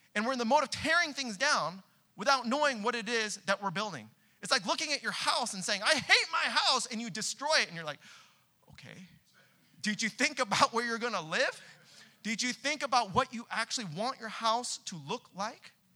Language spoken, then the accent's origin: English; Southern California, United States; now in Boston, United States; we're both from Southern California